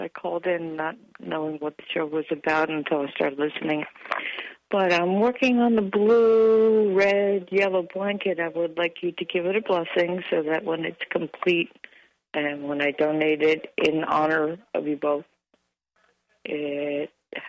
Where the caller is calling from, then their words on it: New Jersey, United States; I'm calling from New Jersey.